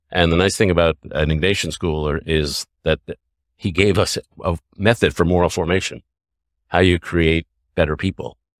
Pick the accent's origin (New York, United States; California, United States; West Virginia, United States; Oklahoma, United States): New York, United States; New York City; also born or lived in Canada; Grew up in New York City